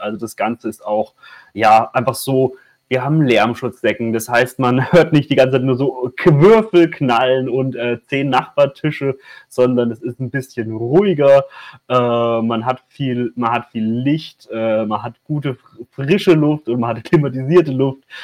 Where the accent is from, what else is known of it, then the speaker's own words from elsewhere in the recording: Würzburg, Bavaria, Germany; es ist meine Heimatstadt